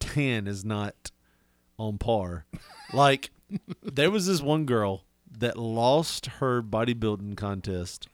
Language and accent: English; the South, United States; We're from the South. We're only a couple generations removed from that.